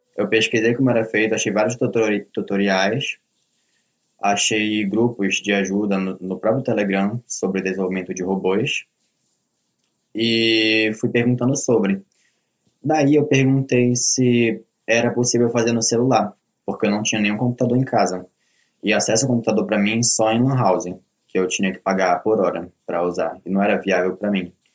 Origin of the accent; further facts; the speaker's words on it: Belém, Pará, Brazil; eu sou de Belém do Pará, nasci e cresci aqui.